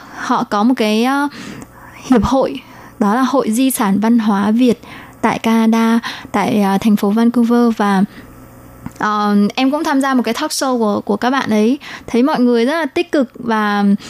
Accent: Vietnam; now in Taiwan; em đến từ Việt Nam mà sang Đài Loan sinh sống cũng như học tập

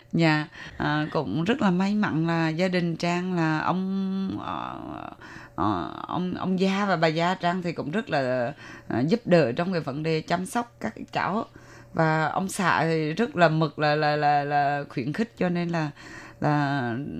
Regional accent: Da Nang, Vietnam; moved away as an adult; also born or lived in Hue; now in Taiwan; người Đà Nẵng, à, người gốc Huế nhưng mà được sinh ra tại Đà Nẵng và à, đến Đài Loan đã được 18 năm rồi

